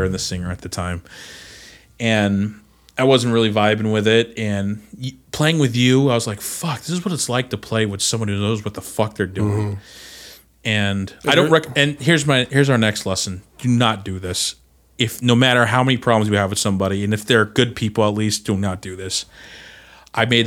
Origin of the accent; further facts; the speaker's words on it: Alaska, United States; I'm from Alaska.